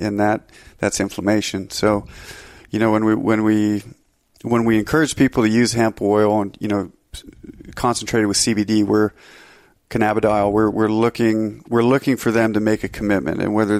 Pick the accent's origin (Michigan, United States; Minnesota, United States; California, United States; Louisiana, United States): Minnesota, United States; moved away as an adult; now in Montana, United States; Well, I'm from Northern Minnesota and I moved out to Montana over a decade ago, I think 12 years ago, to become a ski bum.